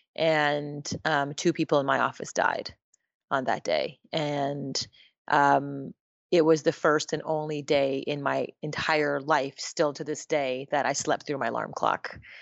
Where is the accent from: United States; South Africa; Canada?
Canada; Montreal, Quebec; I was born and raised in Montreal, Canada, to a Japanese mother and an Indian father from India